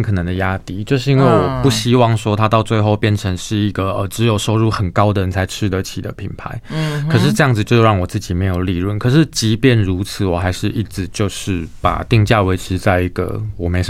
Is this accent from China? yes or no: no; Tainan, Taiwan; also born or lived in Hualien; now in Taipei, Taiwan; 我是台南人。